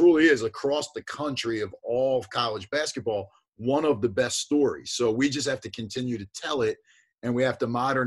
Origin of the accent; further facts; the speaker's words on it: New Jersey, United States; growing up in South Jersey and really growing up on Philadelphia basketball